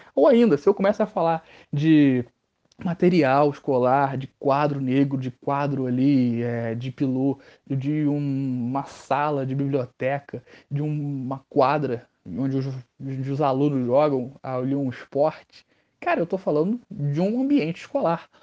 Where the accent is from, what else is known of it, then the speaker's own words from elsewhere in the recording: Rio de Janeiro, Brazil; accent: Rio (carioca); Nosso sotaque aqui é bonito sim.